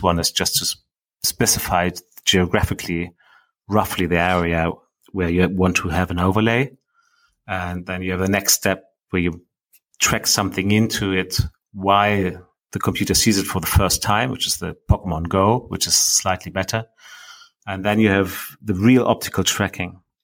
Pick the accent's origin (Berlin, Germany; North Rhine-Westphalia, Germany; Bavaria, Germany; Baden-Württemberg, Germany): Berlin, Germany; I, I grew up in Berlin myself